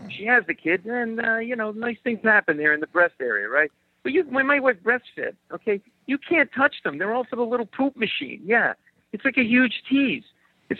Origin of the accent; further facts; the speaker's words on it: Rhode Island, United States; I grew up in Rhode Island.